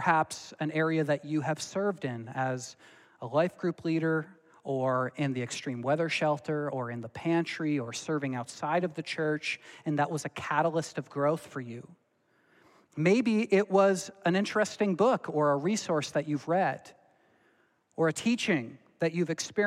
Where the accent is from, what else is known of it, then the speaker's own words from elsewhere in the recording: Belleville, Ontario, Canada; moved away; also born or lived in Dordt (college); my pastor that I grew up with in Belleville, Ontario